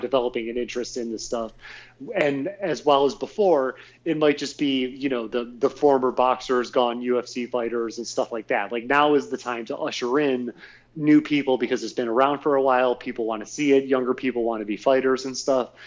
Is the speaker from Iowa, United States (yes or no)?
no; Northfield / Sagamore Hills, Ohio, United States; growing up on Route 82, but going in from Northfield into Sagamore